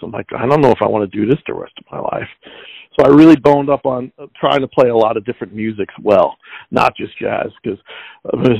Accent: Long Island, New York, United States; growing up in Long Island, the South Shore of Long Island

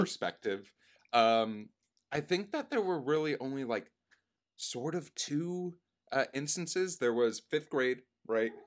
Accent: Boca Raton, Florida, United States; I was raised in Boca Raton, Florida

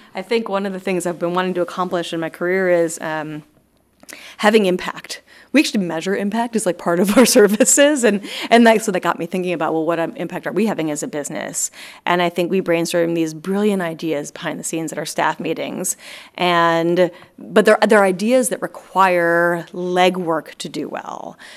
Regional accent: East Coast, United States; moved away as an adult; also born or lived in Los Angeles, United States; I'm from the East Coast

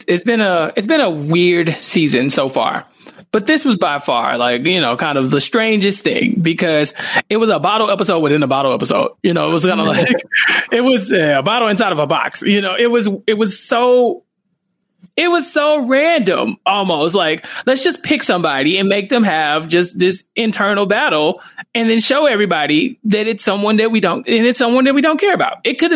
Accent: Pittsburgh, Pennsylvania, United States; I'm from Pittsburgh.

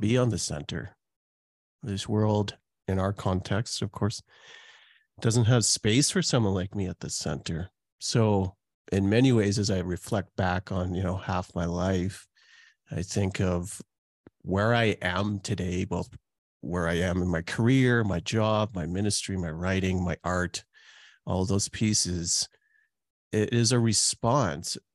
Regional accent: Calgary, Alberta, Canada; also born or lived in Trinidad; I was born in Trinidad, and now I've lived in Canada for most of my life, almost four decades, and lived in Calgary for all that time

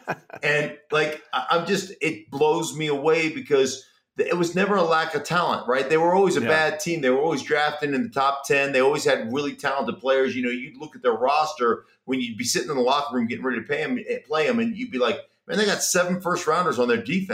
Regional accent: Missouri, United States; I'm from Missouri.

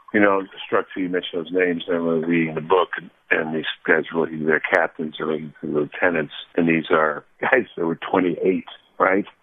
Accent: Arlington, Virginia, United States; I grew up in Arlington, Virginia

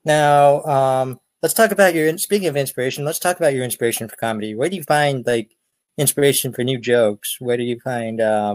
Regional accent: Erie, Pennsylvania, United States; I'm from Erie, Pennsylvania.

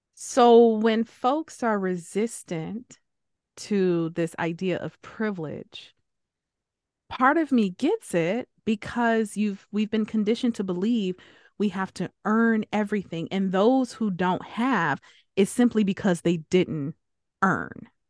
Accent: United States; first language English; English is my first language. I am an American

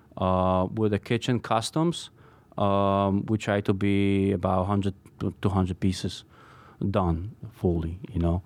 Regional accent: Poland; moved away as an adult; also born or lived in Brooklyn; now in New York City, United States; I was born and, uh, grew up in Poland, and I came here when I was nineteen by myself.

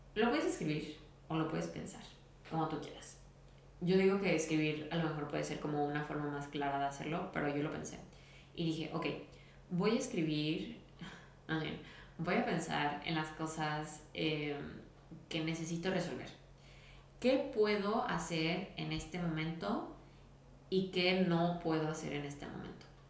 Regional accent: Guadalajara, Jalisco, Mexico; soy de Guadalajara

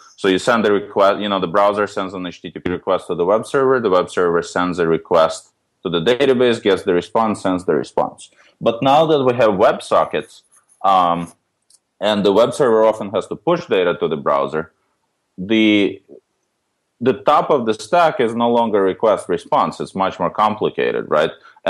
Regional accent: New York City, New York, United States; The origin story, so my background, I grew up in New York City

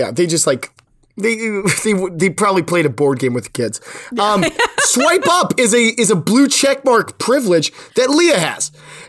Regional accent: San Francisco, California, United States; now in Los Angeles, United States; we grew up together in San Francisco, and then we both moved out to Los Angeles.

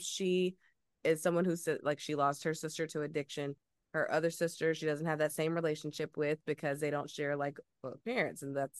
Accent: the South, United States; I'm from the South and old school, like you don't act out, like you don't.

